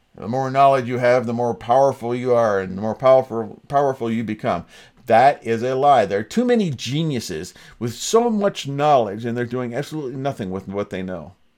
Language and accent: English; Ontario, Canada; Born and raised in Ontario, an English-speaking province